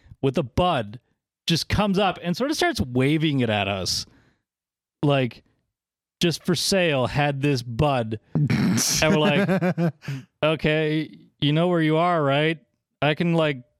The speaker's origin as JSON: {"language": "English", "region": "East Coast", "country": "United States", "said": "I am from the East Coast"}